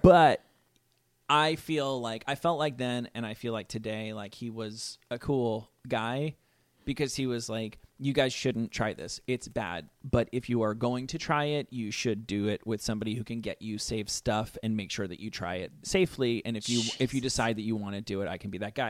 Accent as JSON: {"language": "English", "town": "Rutherford", "region": "New Jersey", "country": "United States", "said": "I'm from Rutherford, New Jersey"}